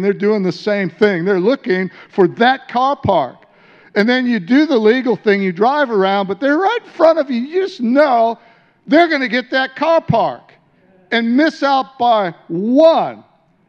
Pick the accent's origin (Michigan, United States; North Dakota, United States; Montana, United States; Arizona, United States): Michigan, United States; Detroit; moved away as an adult; also born or lived in San Diego; now in Australia; I came out of incredible darkness in the city of Detroit, wasn't born in a Christian family